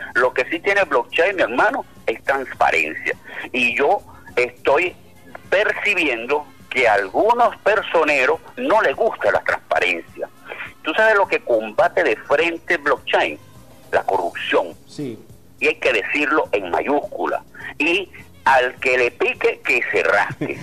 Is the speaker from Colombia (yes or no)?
no; Venezuela; como venezolano